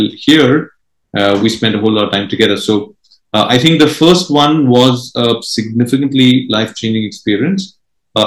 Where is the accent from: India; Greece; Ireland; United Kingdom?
India; Mumbai, Maharashtra; first language Marathi; English is a second language; So my mother tongue is Marathi. I'm from Mumbai